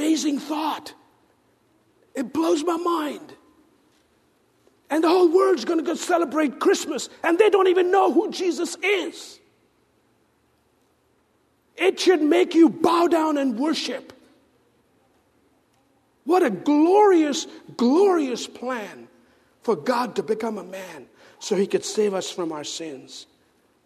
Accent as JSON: {"language": "English", "country": "India", "moved": "yes", "said": "I'm from India"}